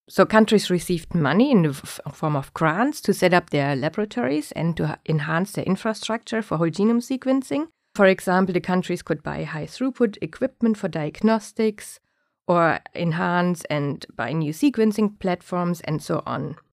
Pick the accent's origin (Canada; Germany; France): Germany; moved away as an adult; also born or lived in Singapore; now in Stockholm, Sweden; I was born in Germany, where I also grew up.